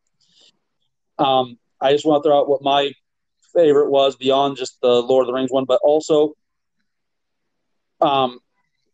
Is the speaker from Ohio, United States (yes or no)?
yes; near Bowling Green, Ohio, United States; here I am, Bowling Green, Ohio